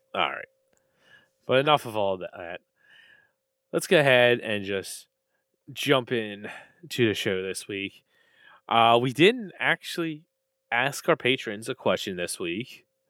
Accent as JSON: {"language": "English", "region": "Maryland", "country": "United States", "said": "I'm from Maryland"}